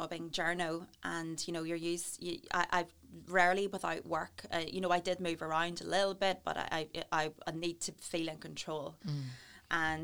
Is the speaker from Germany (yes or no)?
no; Newry, Northern Ireland, United Kingdom; moved away as an adult; now in Bangor, United Kingdom; I am from Newry, born and bred